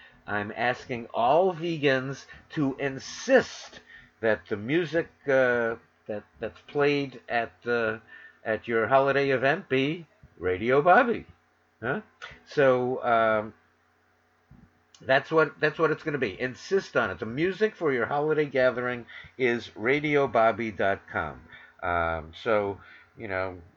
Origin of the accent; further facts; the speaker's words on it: New York City, New York, United States; moved away as an adult; also born or lived in Los Angeles; now in Northern California, United States; from WWRL in New York City, my hometown, to K-Talk in Los Angeles, my adopted town, although now I'm in Northern California.